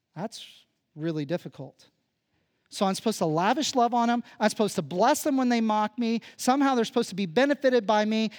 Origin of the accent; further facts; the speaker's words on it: Phillipsburg, Kansas, United States; moved away; growing up where I come from in Kansas